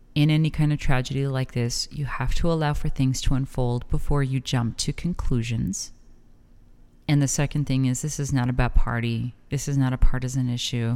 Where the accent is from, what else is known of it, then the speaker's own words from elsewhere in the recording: El Paso, Texas, United States; now in Las Cruces, United States; growing up in El Paso